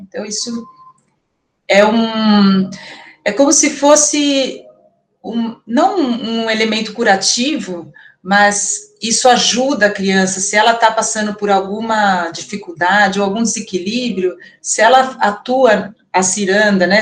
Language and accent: Portuguese; Campinas, São Paulo, Brazil; Eu sou de Campinas, atualmente sou professora da escola Veredas